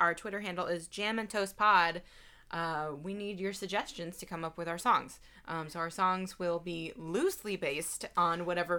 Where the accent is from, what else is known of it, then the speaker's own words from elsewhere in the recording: Baltimore, Maryland, United States; accent: Baltimore; I'm from the Baltimore area. Baltimore. I grew up there. My mom has a very strong Baltimore accent.